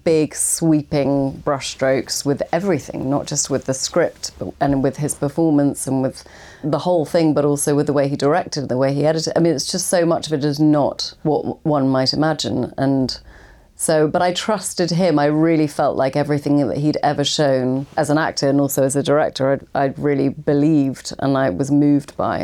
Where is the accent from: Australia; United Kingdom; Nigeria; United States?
United Kingdom; England; as an English kind of, you know, non, didn't get into drama school actor